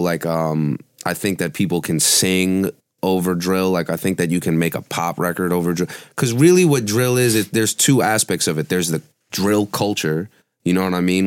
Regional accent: New York City, New York, United States; I was born in Brooklyn, so I've been in New York my whole life

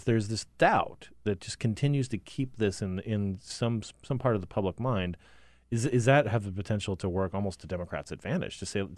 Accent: Arizona, United States; I mean, I'm from Arizona, and I spent about a week out there earlier this month

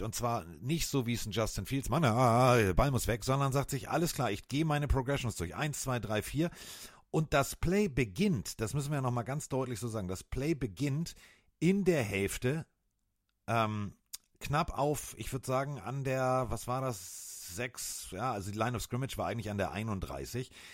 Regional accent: Northern Germany, Germany; für mich als Norddeutscher

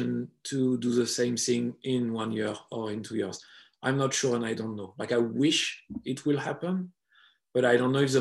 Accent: France; accent: French; English is a second language; I hope my French accent wasn't too harsh

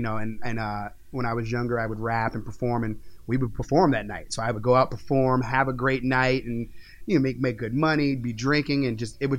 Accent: Virginia, United States; also born or lived in New York; Oh, no, I grew up in Virginia. I was born in New York, but I grew up in Virginia

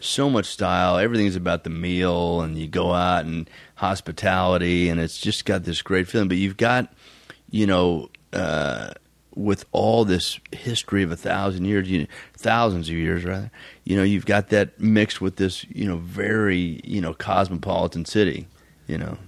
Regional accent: Tulsa, Oklahoma, United States; I am a fourth generation Oklahoman, born and raised in Tulsa, Oklahoma

